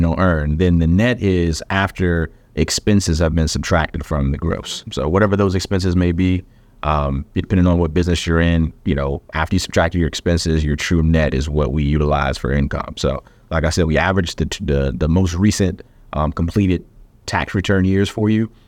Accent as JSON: {"language": "English", "region": "the South", "country": "United States", "said": "I'm from the South"}